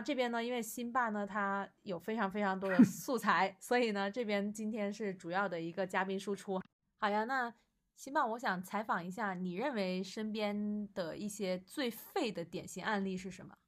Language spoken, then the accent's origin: Chinese; Guangdong, China; 我广东人